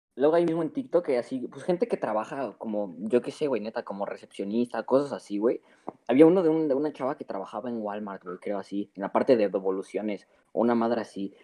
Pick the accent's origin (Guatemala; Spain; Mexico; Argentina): Mexico